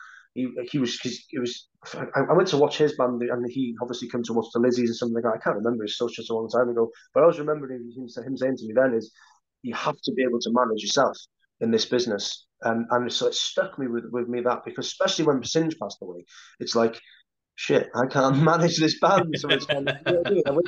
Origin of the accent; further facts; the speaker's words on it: Holyhead, Wales, United Kingdom; the same town that I grew up in on Holy Island, in Holyhead